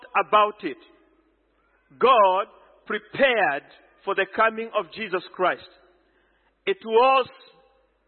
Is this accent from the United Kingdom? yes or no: no; Kenya; I am a Kenyan